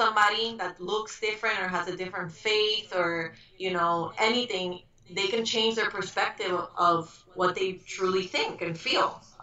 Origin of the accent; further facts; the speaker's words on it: Miami, Florida, United States; also born or lived in Puerto Rico / Broward County; I grew up in Miami